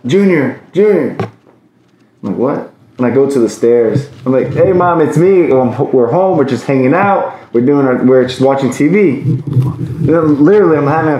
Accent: El Salvador; moved away; I'm from Salvador

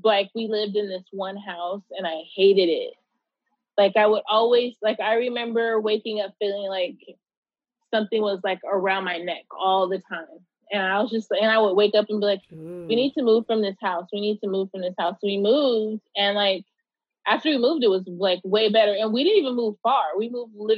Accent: Pomona, California, United States; I grew up in Pomona, California.

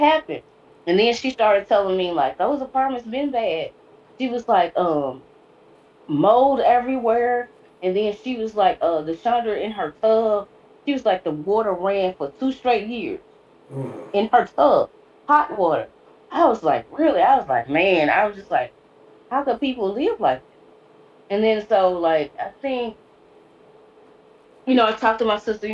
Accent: Cleveland, Mississippi, United States; moved away as an adult; also born or lived in Mound Bayou, Mississippi / Illinois; now in Memphis, United States; I'm from Cleveland. I was born in Mound Bayou, Mississippi, and then I lived in Cleveland until I was 18.

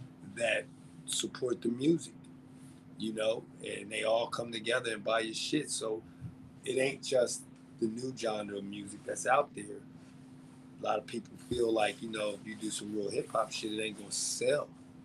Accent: Brooklyn, New York, United States; I'm from Brooklyn. You understand me? Brownsville. I'm from Brooklyn, yo.

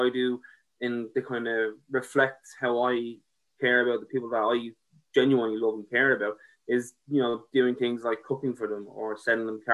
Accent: Ireland; as Irish people

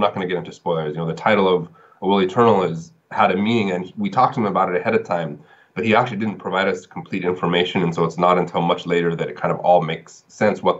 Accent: San Diego, California, United States; now in China; I'm originally from San Diego

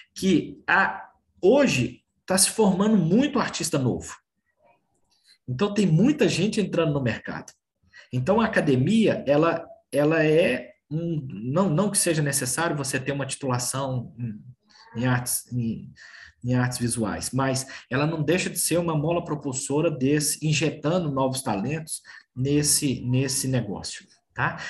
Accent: Brasília, Federal District, Brazil; also born or lived in Belo Horizonte; now in São Paulo, Brazil; eu sou natural de Brasília, morei em Brasília e morei em Belo Horizonte. Hoje moro em São Paulo

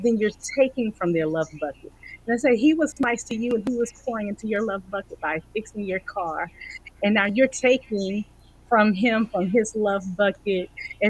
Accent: Florida, United States; also born or lived in Bridgeport, Connecticut; I was born in Florida, raised, lived a little in Bridgeport, Connecticut, and then we moved back to Florida and then we moved back to military.

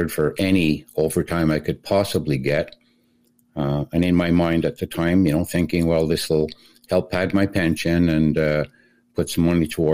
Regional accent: Montreal, Quebec, Canada; moved away as an adult; also born or lived in Portage la Prairie, Manitoba / Ottawa; I'm from Montreal originally, but after I left for the Air Force

